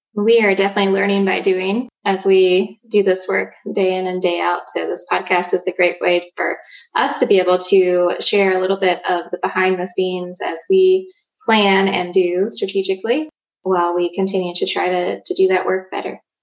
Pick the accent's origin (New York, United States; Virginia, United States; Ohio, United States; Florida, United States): Virginia, United States; Danville; I was born and raised in Danville, Virginia